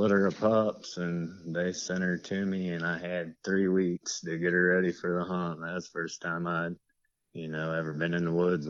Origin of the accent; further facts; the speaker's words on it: Willard, Ohio, United States; also born or lived in Plymouth, Ohio; I'm from kind of north central Ohio, a little small town. I'm actually from Willard. I live in Plymouth now, which is only, 4 or 5 miles from Willard, probably. So I'm pretty much right here where I was born at.